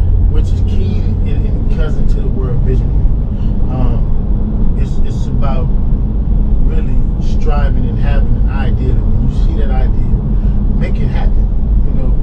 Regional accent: Los Angeles, California, United States; we're from Crenshaw.

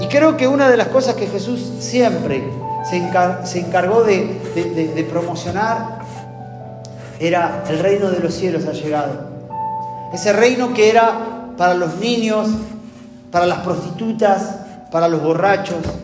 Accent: Argentina; como argentino

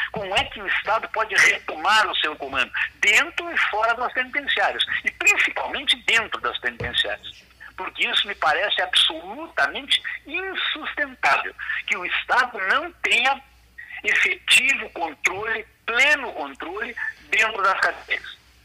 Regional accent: Brazil

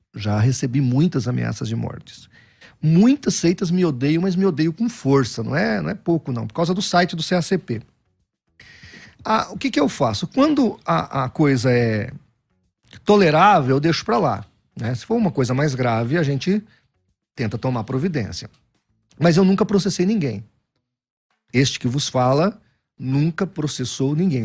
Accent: São José do Rio Preto, São Paulo, Brazil; Nascido e criado em São José do Rio Preto. Sou filho da cidade nasci lá.

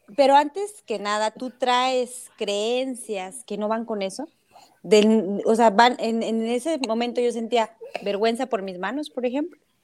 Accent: Cedral, San Luis Potosí, Mexico; en mi comunidad, que yo soy de Cedral

